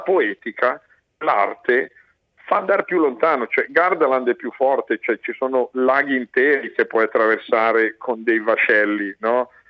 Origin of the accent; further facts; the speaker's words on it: Brianza, Lombardy, Italy; io sono Brianzolo, è una terra di mobilieri